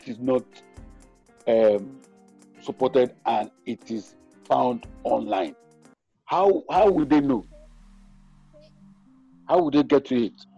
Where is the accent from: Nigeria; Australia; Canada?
Nigeria; we in Nigeria